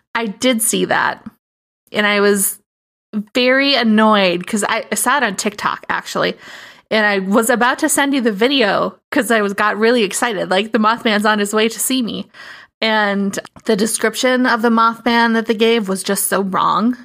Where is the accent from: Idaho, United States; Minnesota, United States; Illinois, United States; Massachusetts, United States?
Minnesota, United States; I am very white, and I am from Minnesota